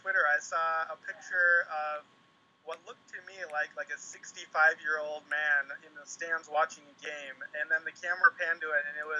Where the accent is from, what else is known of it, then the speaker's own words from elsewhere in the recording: United States; I'm from North Dakota and Minnesota area